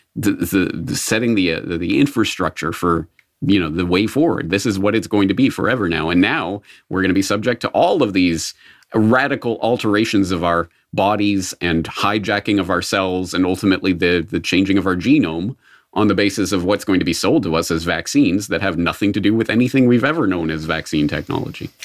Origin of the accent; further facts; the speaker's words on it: Canada; being born in Canada, I was from birth, uh, steeped in the quasi-socialist, mostly socialist kind of ethos of Canada.